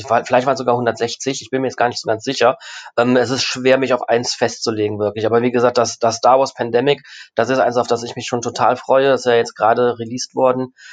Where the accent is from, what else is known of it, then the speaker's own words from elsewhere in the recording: Rhineland, Germany; now in Essen, Germany; gerne, dass ich Rheinländer bin. Ähm, egal wo ich bin, auch jetzt, wie gesagt, auch jetzt, das ist, ne, ich komme ja eigentlich aus dem Rheinland, obwohl ich jetzt gerade in Essen wohne.